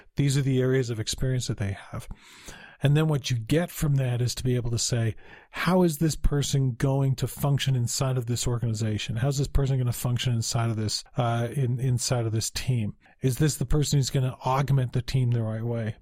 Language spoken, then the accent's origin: English; Utah, United States; also born or lived in Salt Lake City, Utah / Cedar City, Utah; I'm from Utah, so I'm living in Salt Lake at the time